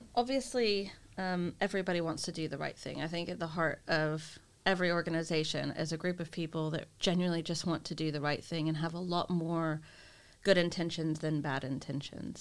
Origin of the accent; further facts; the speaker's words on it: United States; being the American that I am